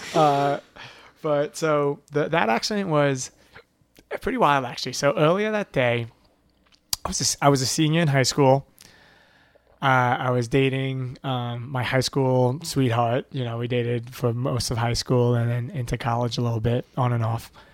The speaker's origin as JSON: {"language": "English", "town": "Levittown", "region": "New York", "country": "United States", "tie": "born or raised there", "also_born_or_lived": "Boston", "moved": "as an adult", "said": "I grew up in Levittown, which is, like, one of the original suburbs"}